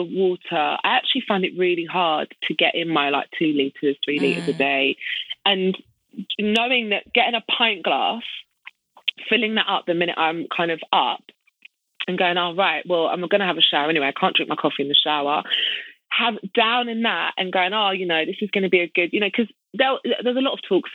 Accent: United Kingdom

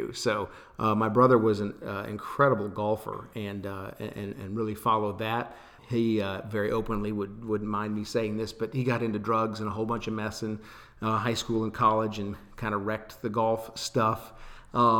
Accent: Austin, Texas, United States; also born or lived in Los Angeles; my hometown and what we have here

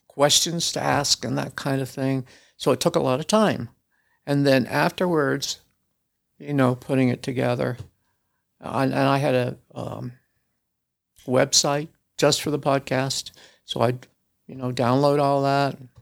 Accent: small town south of Kansas City, United States; moved away as an adult; now in Salt Lake City, United States; I was born in a small town south of Kansas City

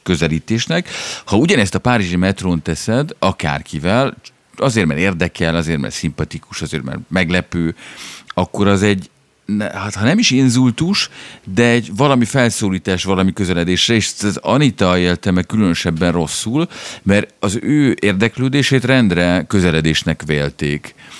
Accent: Budapest, Hungary; én ugyan a Rúzsadomban születtem, és uh, ott jártam iskolába

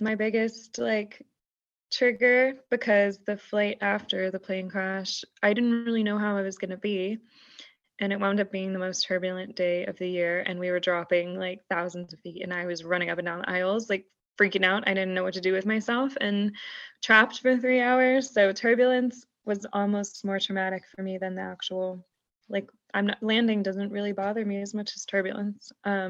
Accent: Houston, Texas, United States; No, I'm from Houston, Texas.

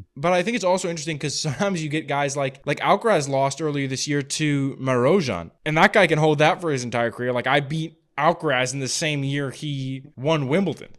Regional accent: Napa, California, United States; a tournament that I was a ball boy at in my hometown, the Napa Challenger

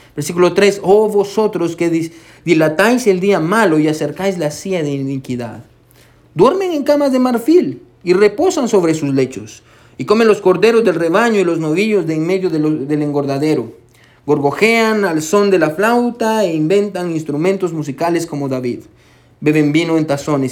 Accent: Guatemala; now in United States; yo soy de Guatemala

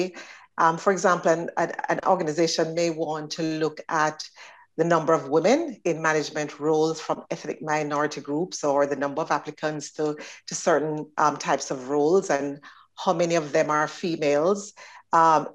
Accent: Jamaica; moved away as an adult; now in Northern Ireland; Starting back in Jamaica, which is my home country

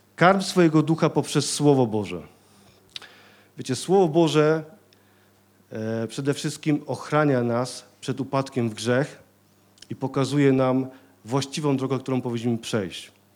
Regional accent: Silesian Voivodeship, Poland; Ja ze Śląska jestem

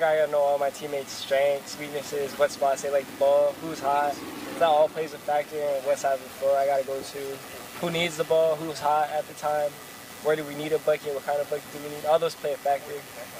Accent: Honolulu, Hawaii, United States; moved away as an adult; also born or lived in Orange County, California; now in Columbus, Georgia, United States; I'm from Salt Lake, Hawaii, but I spent 2 years at JUCO in California

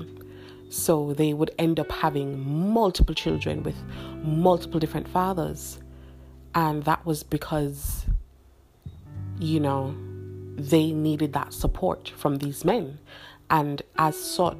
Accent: Jamaica; I am Jamaican

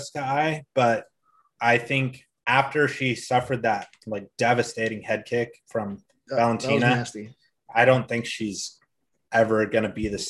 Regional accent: Alaska, United States; Shout out Alaska. Shout out my home state.

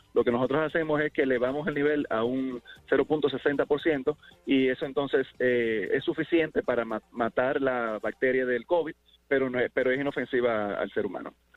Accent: Dominican Republic; como buenos dominicanos

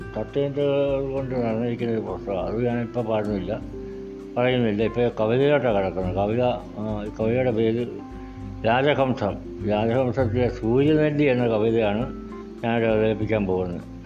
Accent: Kanakkary, Kerala, India; എൻ്റെ നാട് കോട്ടയം ജില്ല കാണക്കാരി

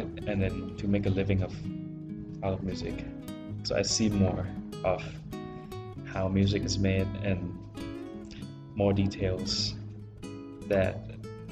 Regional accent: Bangkok, Thailand; moved away; I'm from Thailand, from Bangkok

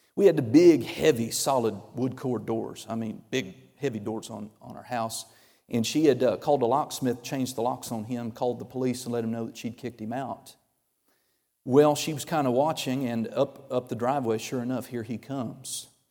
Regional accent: Oklahoma, United States; I'm from Oklahoma

